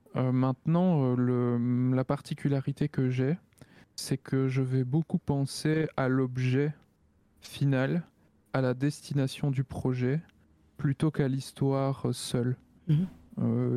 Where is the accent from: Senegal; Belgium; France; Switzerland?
Belgium; je suis belge